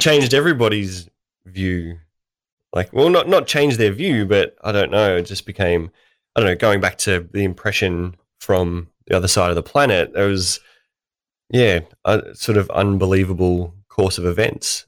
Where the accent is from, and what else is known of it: Australia